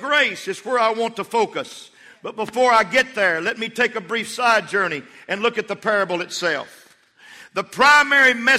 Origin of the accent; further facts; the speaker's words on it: Levelland, Texas, United States; I was from Levelland, Texas